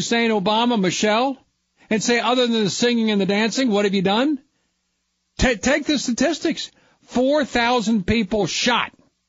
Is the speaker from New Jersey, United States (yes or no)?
no; Kentucky, United States; now in Ohio, United States; I live in a functional state, Ohio. I was born in Kentucky.